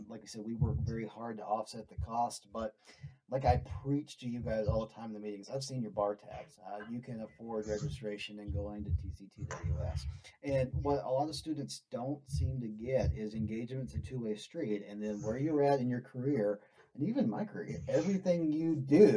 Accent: Arkansas, United States; now in Lubbock, United States; I'm from Arkansas. And I grew up on a four-wheeler

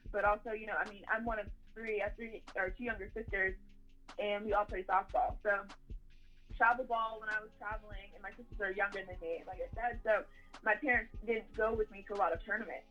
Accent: Clearwater, Florida, United States; I'm from Clearwater, Florida.

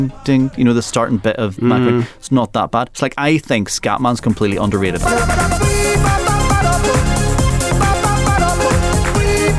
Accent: England, United Kingdom; for us as English people

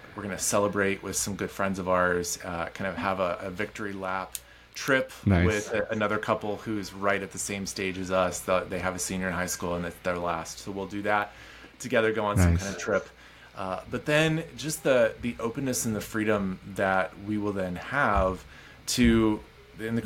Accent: Colorado, United States; also born or lived in Midwest / Istanbul, Turkey / Seattle; I grew up here in Colorado

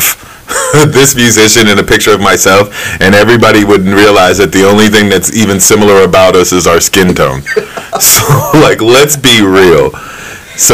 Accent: Maryland, United States; I grew up in Maryland

